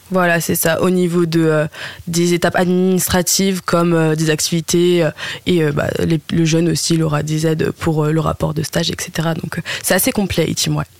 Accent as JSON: {"language": "French", "area": "Oise", "region": "Hauts-de-France", "country": "France", "moved": "as an adult", "lives_now": "Lille, France", "said": "de base je viens de l'Oise, mais je suis venue à Lille"}